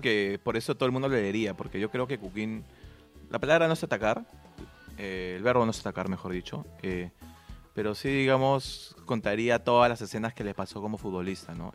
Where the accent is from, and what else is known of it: Peru